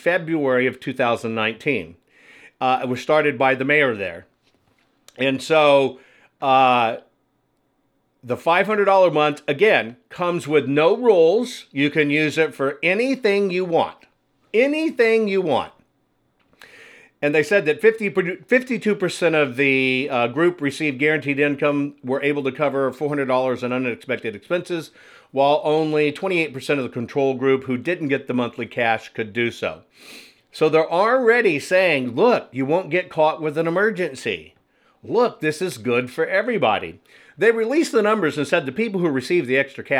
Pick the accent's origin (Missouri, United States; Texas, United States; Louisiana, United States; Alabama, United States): Texas, United States; moved away as an adult; I'm a Texan. That's where I spent most of my childhood life and part of my adult life